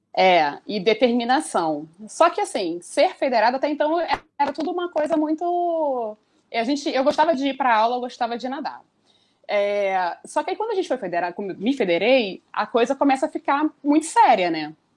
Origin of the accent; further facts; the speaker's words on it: Rio de Janeiro, Brazil; nascida no Rio de Janeiro, há 38 anos.